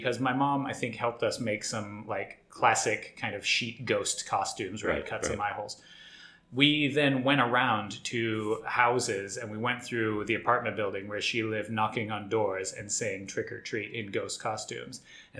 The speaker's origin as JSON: {"language": "English", "country": "Australia", "tie": "born or raised there", "said": "Maybe our listeners don't know, but I grew up in Australia."}